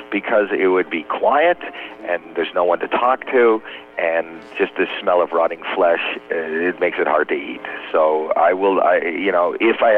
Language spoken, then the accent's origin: English; Canada; now in United States